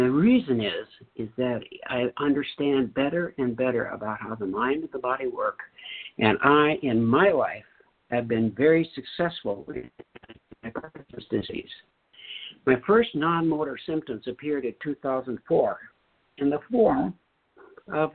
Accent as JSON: {"language": "English", "region": "North Dakota", "country": "United States", "tie": "born or raised there", "said": "I grew up in North Dakota"}